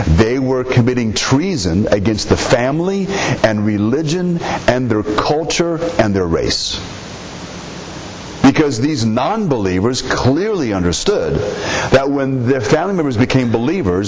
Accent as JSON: {"language": "English", "country": "United States", "said": "we are Americans"}